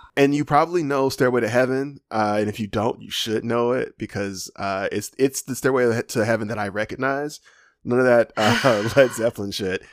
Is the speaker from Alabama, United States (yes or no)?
yes; Alabama, United States; I'm from Alabama